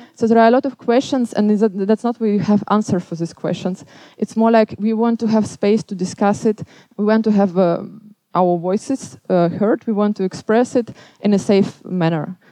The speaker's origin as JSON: {"language": "English", "country": "Belarus", "moved": "yes", "lives_now": "Amsterdam, Netherlands", "said": "I'm coming from Belarus"}